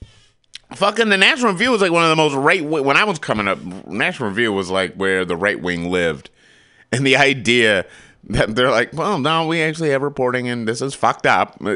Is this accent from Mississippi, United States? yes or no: no; Michigan, United States; I grew up in Michigan